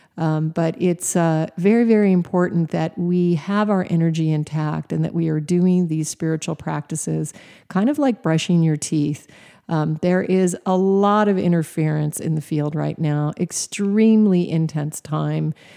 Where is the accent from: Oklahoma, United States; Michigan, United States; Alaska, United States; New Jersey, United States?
Alaska, United States; Even though I was raised in Alaska, I was not a camping girl